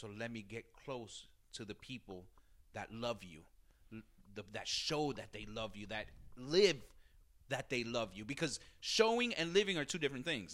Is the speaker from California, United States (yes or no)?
no; Jersey City, New Jersey, United States; growing up in Jersey City